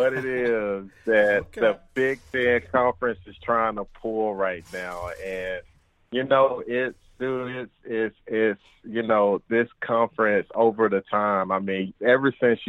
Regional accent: Grenada, Mississippi, United States; moved away as an adult; also born or lived in Georgia; now in Minnesota, United States; born and raised Grenada, Mississippi

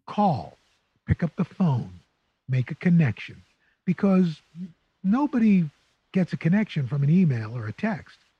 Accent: New York City, New York, United States; moved away as an adult; also born or lived in Syracuse / Oswego; I grew up in New York City, uh, greatest city in the world.

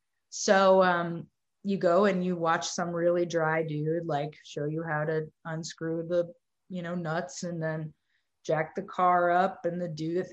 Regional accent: Dallas, Texas, United States; moved away as an adult; now in New York, United States; I grew up in Texas

